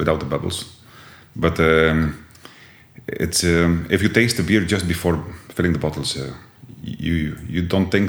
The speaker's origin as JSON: {"language": "English", "town": "Jabbeke", "region": "Flanders", "country": "Belgium", "tie": "born or raised there", "also_born_or_lived": "Bruges", "accent": "Jabbeke dialect, between Ostend and Bruges", "second_language": "English", "said": "I was born in Jabeek"}